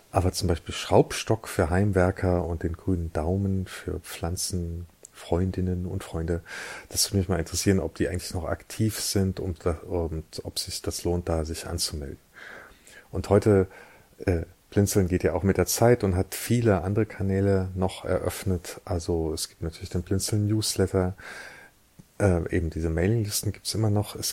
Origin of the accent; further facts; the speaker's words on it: Eifel, Germany; born there; ich bin 1970 in der Eifel geboren